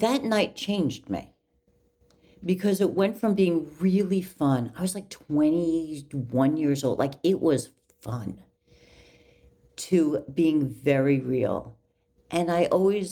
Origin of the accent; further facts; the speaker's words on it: California, United States; moved away as an adult; also born or lived in New York City; I was from California